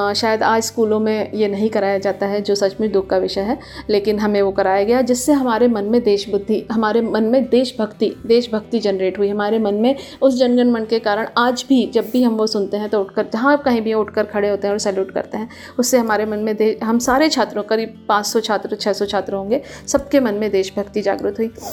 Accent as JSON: {"language": "Hindi", "town": "Bhopal", "region": "Madhya Pradesh", "country": "India", "said": "मैं भोपाल से हूँ तो गर्मी वहाँ काफ़ी पड़ती थी"}